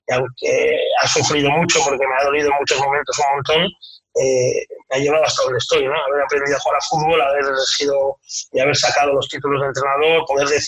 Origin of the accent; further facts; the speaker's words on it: San Sebastián, Basque Country, Spain; now in Madrid, Spain; por la Concha, en San Sebastián, que era donde yo nací